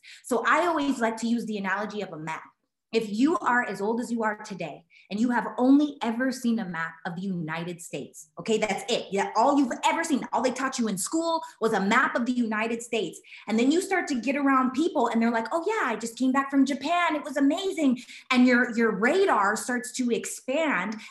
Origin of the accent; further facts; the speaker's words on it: Canada; I'm Canadian